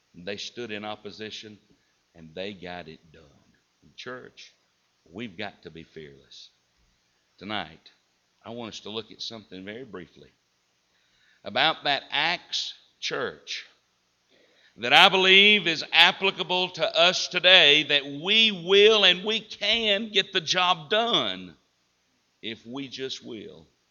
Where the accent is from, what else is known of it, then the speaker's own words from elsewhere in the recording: Southern United States, United States; accent: Southern; I'm well versed in Southern English. I know what y'all means